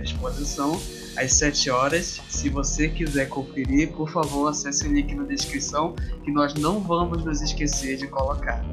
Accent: North Region, Brazil; também sou nordino, também sou brasileiro.

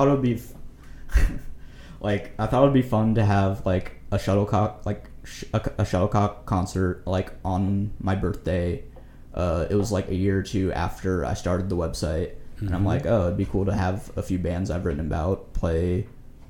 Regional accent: Kansas City, United States; I'm from Kansas City

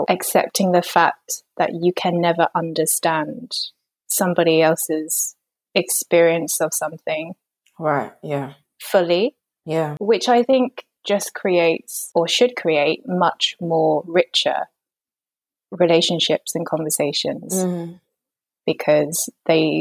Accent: London, United Kingdom; I am Hong Kong Chinese, British, and grew up very working class. North London, working class town, predominantly white working class, actually

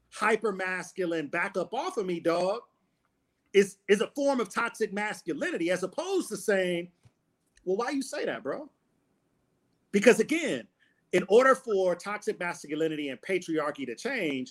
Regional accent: Detroit, Michigan, United States; growing up in Detroit in a neighborhood that I grew up

